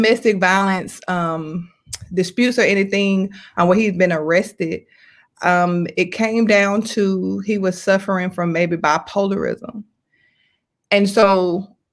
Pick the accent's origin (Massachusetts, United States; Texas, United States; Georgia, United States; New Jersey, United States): Georgia, United States; Atlanta; I'm from Atlanta, Georgia